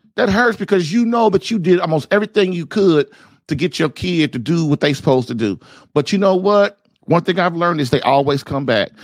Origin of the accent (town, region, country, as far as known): United States